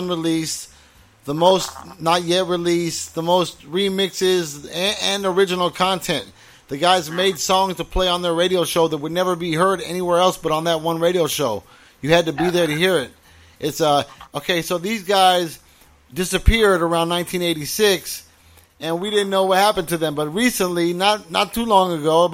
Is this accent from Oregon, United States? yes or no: no; Orange County, California, United States; also born or lived in Fontana, California; I moved there in 1985 when I was 12 from Orange County